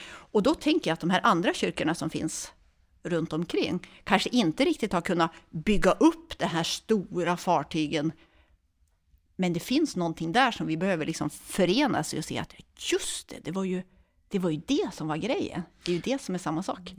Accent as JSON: {"language": "Swedish", "town": "Örnsköldsvik", "region": "Västernorrland County", "country": "Sweden", "tie": "born or raised there", "moved": "as an adult", "lives_now": "Uppsala, Sweden", "said": "Jag kommer från Övik från början, så jag är norrlänning."}